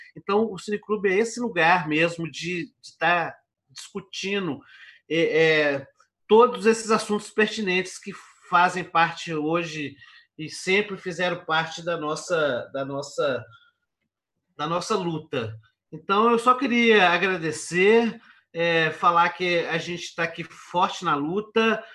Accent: Minas Gerais, Brazil; eu sou aqui de Minas Gerais

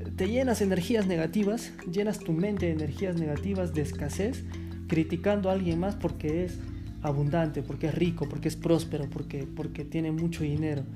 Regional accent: Peru; Yo soy de Perú y, soy descendiente de la raza incaica

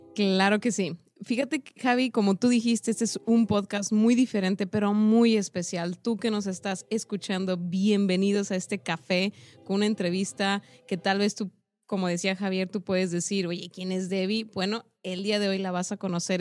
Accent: Mexico; como mexicanos y como este lado del mundo

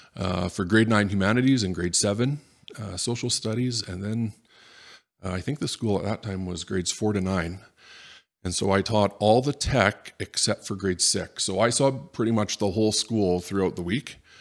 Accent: Edmonton, Alberta, Canada; born or raised there; also born or lived in Rimbey, Alberta / Tomahawk, Alberta

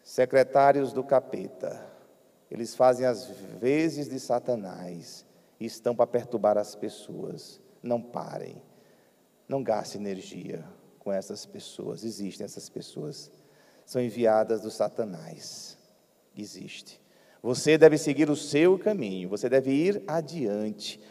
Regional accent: Piauí, Brazil; moved away; a minha terra lá no Piauí

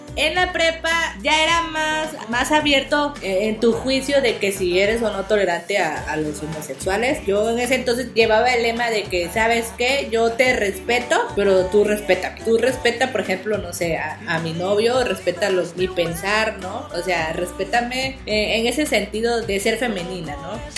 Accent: southeast Mexico, Mexico; Pues yo no soy del centro de la República, yo soy de, acá del sureste.

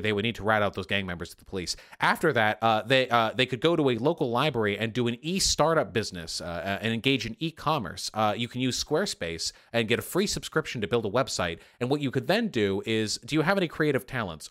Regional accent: Beverly Hills, California, United States; I was born in Beverly Hills

